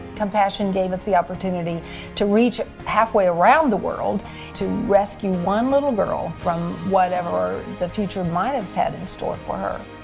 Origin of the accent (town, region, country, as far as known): Kenya